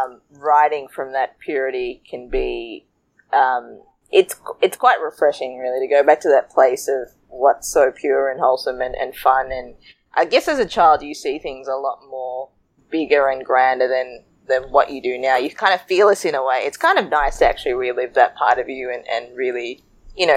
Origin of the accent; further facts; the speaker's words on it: Sri Lanka; now in Australia; a curry chubby girl growing up in Sri Lanka. Growing up in Australia, moving from Sri Lanka.